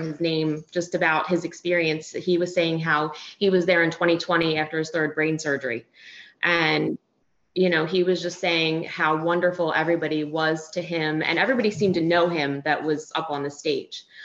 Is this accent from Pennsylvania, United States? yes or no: yes; Philadelphia, Pennsylvania, United States; moved away as an adult; now in West Palm Beach, United States; We both were born and raised in Philly